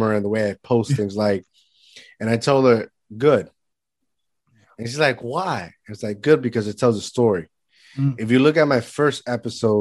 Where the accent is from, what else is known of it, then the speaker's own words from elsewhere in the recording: Puerto Rico; moved away; I was born here, but I was raised from child in Puerto Rico